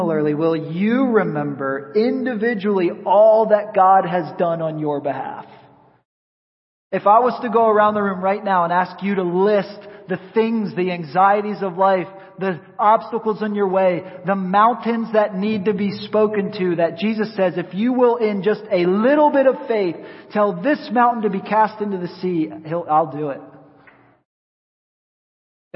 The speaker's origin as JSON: {"language": "English", "region": "rural Pennsylvania", "country": "United States", "tie": "born or raised there", "moved": "yes", "lives_now": "Tampa, United States", "said": "I grew up in the Northeast in rural Pennsylvania"}